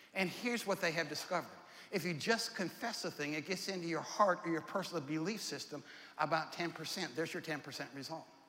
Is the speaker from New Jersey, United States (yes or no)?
no; Ohio, United States; now in Tulsa, United States; I'm from Ohio